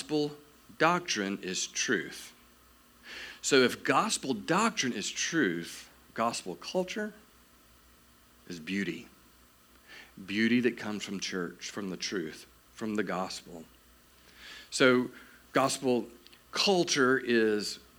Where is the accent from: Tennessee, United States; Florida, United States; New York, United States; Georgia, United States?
Georgia, United States; South; I am from South Georgia